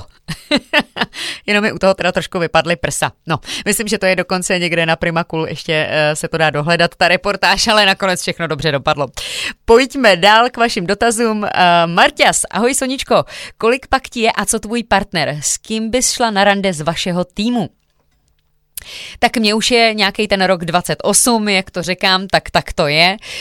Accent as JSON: {"language": "Czech", "town": "Jihlava", "region": "Vysočina Region", "country": "Czechia", "said": "pocházím z Jihlavy."}